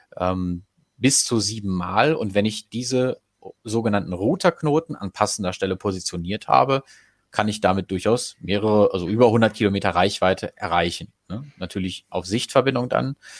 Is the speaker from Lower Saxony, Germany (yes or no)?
yes; Goslar, Lower Saxony, Germany; Ich komme zum Beispiel aus Goslar